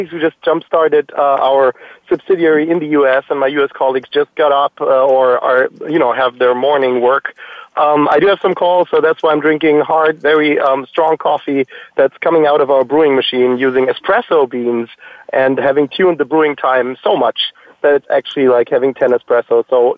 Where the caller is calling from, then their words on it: Würzburg, Bavaria, Germany; I'm calling in from Würzburg, Germany, actually from the Itissimo headquarters.